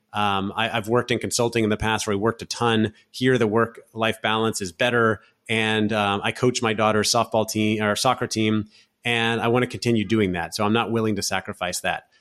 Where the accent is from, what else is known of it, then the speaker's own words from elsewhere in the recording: Orlando, Florida, United States; moved away as an adult; also born or lived in San Francisco; now in Barcelona, Spain; I grew up in Central Florida, in Orlando, Florida